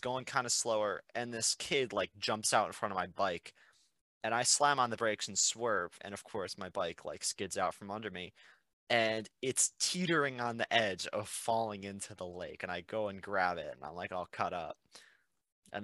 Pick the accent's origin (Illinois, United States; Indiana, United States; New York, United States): Illinois, United States; Naperville; I'm from Chicago, from Naperville, born and raised